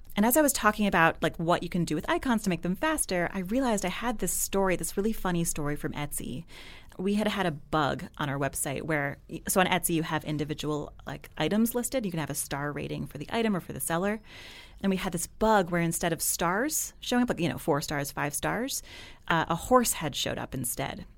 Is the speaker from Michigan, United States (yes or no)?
no; New Jersey, United States; moved away as an adult; also born or lived in Washington, D.C. / New England; now in Brooklyn, United States; I'm from New Jersey